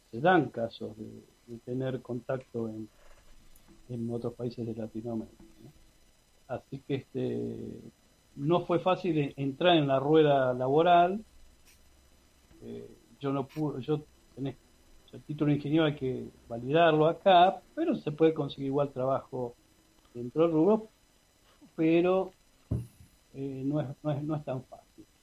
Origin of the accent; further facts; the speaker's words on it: Argentina; now in Canada; O sea, yo soy ciudadano canadiense, pero también soy ciudadano argentino.